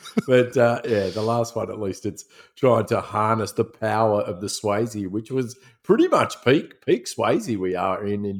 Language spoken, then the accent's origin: English; Melbourne, Victoria, Australia; I remember when I grew up in Melbourne.